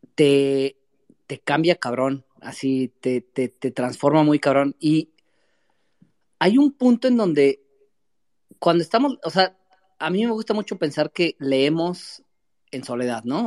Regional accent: Metepec, State of Mexico, Mexico; yo soy de Metepec, Estado de México, metepequeño

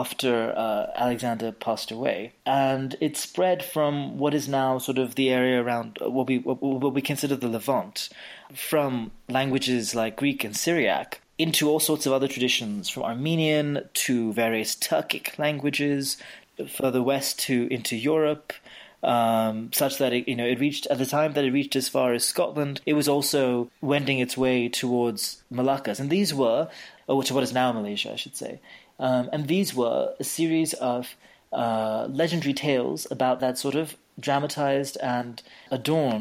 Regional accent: India; I'm Indian

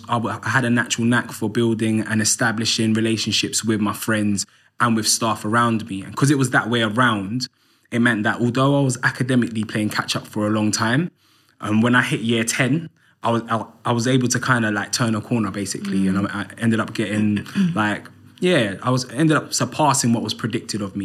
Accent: London, United Kingdom; I grew up in Islington, North London, on an estate called Andover Estate

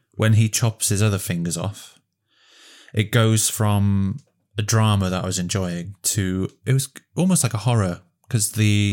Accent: Welsh, Wales, United Kingdom; I connected to the landscape being Welsh

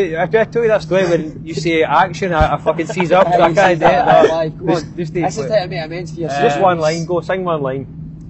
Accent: Scotland, United Kingdom; accent: Scottish

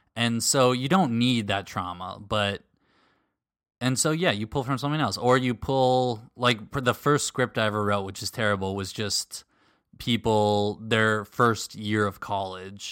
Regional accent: suburbs of Minneapolis, Minnesota, United States; moved away; we were in the suburbs of the Twin Cities, suburbs of Minneapolis

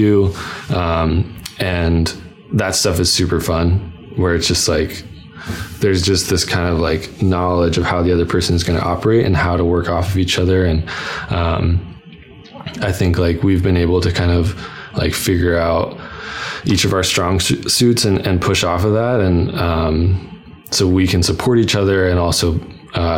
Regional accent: New Hampshire, United States; moved away as an adult; also born or lived in Vermont / Boston; now in San Francisco, United States; I grew up in New Hampshire, went to school in Vermont, I moved to Boston. It's like, I was a New England kid and moved out here

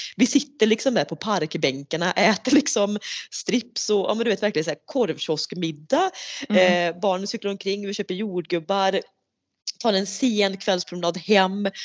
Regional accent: Sweden; vi ska vara lite så typiskt svenskar

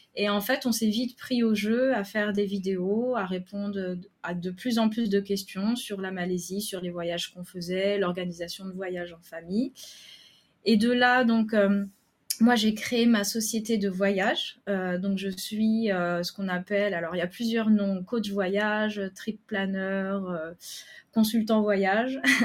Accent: Lorraine, Grand Est, France; moved away as an adult; also born or lived in Paris; now in Kuala Lumpur, Malaysia; on est originaire de Lorraine, mais on était pour le travail à Paris

